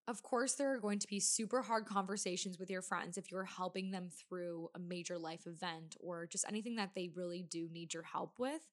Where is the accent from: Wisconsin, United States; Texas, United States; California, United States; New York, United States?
Wisconsin, United States; I'm from Wisconsin, so we say rag, not rag